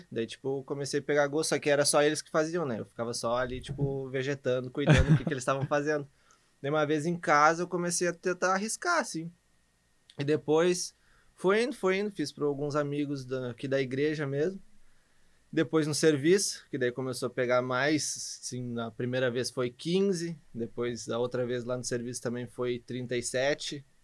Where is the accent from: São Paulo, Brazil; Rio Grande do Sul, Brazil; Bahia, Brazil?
Rio Grande do Sul, Brazil; Nova Santa Rita; venho de Nova Santa Rita e gosto dos do meus hambúrgueres e do café do Mike.